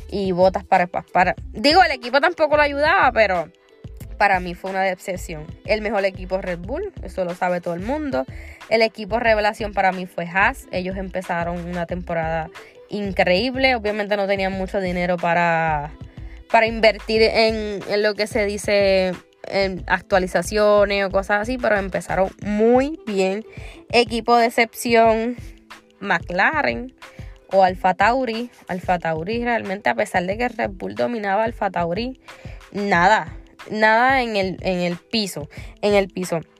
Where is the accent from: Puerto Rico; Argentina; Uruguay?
Argentina; Yo soy argentina full.